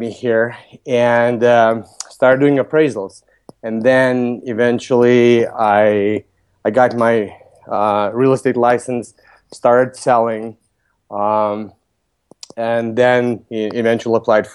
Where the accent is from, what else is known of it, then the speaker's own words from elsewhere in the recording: Lithuania; moved away as an adult; also born or lived in Vilnius, Lithuania; now in Chicago, United States; Originally, I'm from Lithuania. I came to U.S. when I was 21. I transferred from Vilnius University to UIC